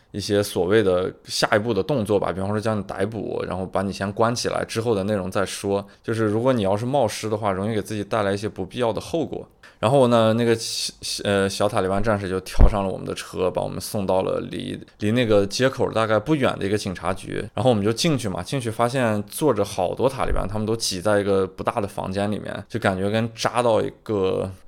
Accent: China; 我们中国人是异教徒嘛

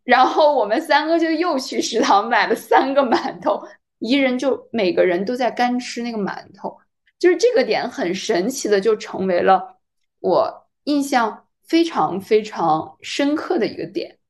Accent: China; 我是中国人，我听不懂韩语

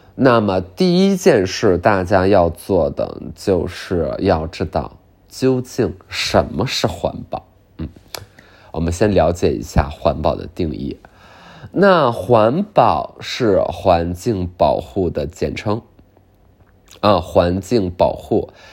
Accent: Northeast China, China; 我作为东北人吧

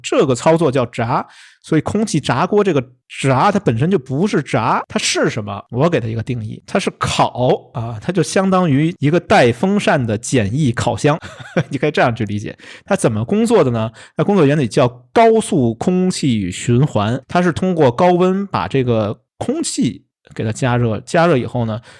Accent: Beijing, China; 这可能我们北京人爱吃这东西啊

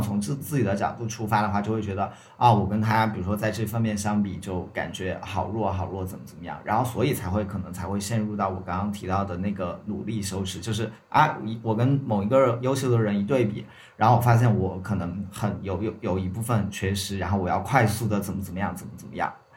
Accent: Sichuan, China; accent: Sichuanese; 我们四川话里面的那个，就是胸气

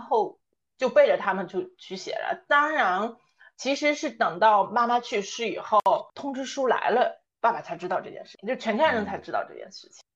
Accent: Shanxi, China; moved away as an adult; also born or lived in Hefei / Shanghai; now in Beijing, China; 人呢现在在北京，是山西人，从小一直在山西，然后呢毕业工作以后到过合肥，然后还到去过上海工作，然后现在定居在北京

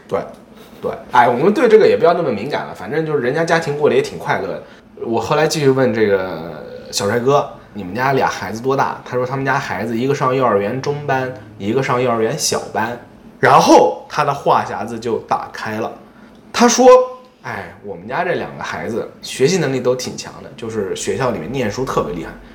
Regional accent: Nantong, Jiangsu, China; moved away as an adult; 我也是本地人，我当年毕业的那所学校，我是南通中学的，这个学校在我们那边儿还是比较厉害的

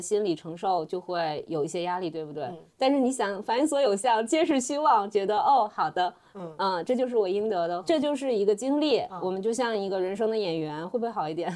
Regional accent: China; now in London, United Kingdom; 按照我们中国人的想法

